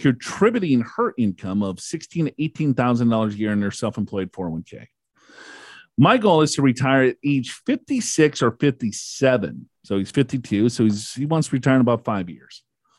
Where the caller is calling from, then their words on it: California, United States; And I'm from California.